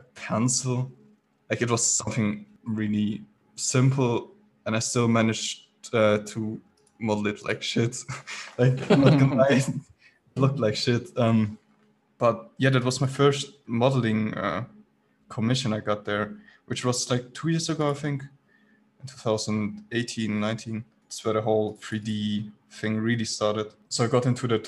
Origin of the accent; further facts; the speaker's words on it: Baden-Württemberg, Germany; I'm from Germany, so I started within the German business